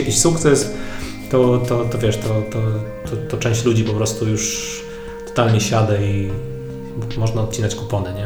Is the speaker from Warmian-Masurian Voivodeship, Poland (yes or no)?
yes; Warmian-Masurian Voivodeship, Poland; ja pochodzę z Mazur, z takiej niezbyt dużej miejscowości